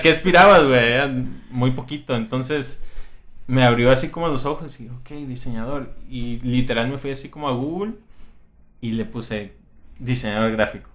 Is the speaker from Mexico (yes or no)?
yes; Colima, Mexico; todos somos de Colima